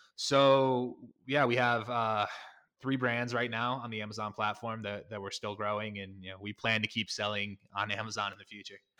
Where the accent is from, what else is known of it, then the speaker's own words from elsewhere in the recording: Connecticut, United States; I'm originally from Connecticut